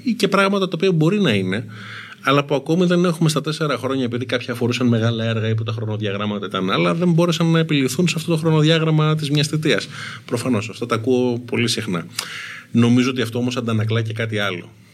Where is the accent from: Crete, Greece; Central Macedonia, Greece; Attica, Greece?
Attica, Greece; Athens; έχω μεγαλώσει στην Αθήνα. Πήγα σχολείο στην Αθήνα, στα Πατήσια. Στα κάτω Πατήσια μεγάλωσα.